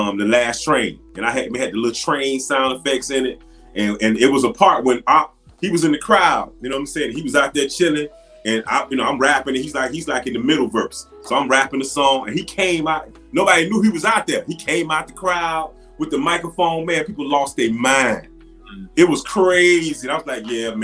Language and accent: English; Miami, Florida, United States; moved away; I'm straight from Miami